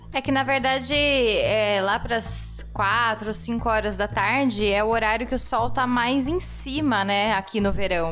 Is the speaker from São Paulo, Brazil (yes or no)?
yes; interior of São Paulo, Brazil; now in Germany; a gente é do, do interior de São Paulo